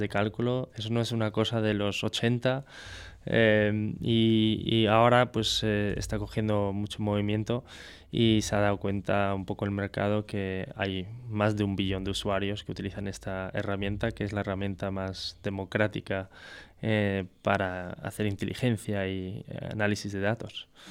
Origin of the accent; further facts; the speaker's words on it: France; now in Spain; siendo francés